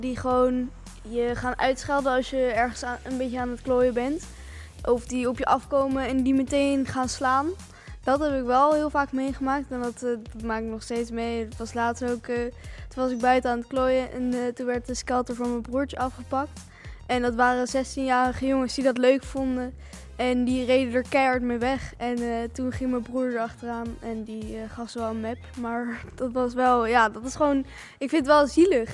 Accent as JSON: {"language": "Dutch", "town": "Rotterdam", "region": "South Holland", "country": "Netherlands", "said": "ik kom uit Telshaven"}